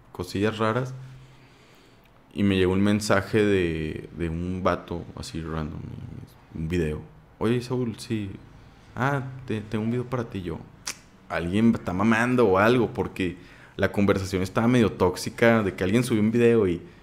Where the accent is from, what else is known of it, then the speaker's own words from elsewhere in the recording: Saltillo, Coahuila, Mexico; Soy de Saltillo